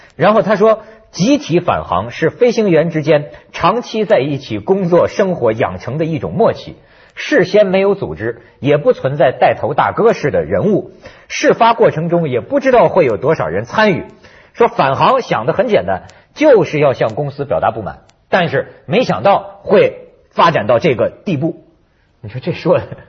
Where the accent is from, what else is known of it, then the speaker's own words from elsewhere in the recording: China; now in Hong Kong; 我在大陆背景下长大的人呐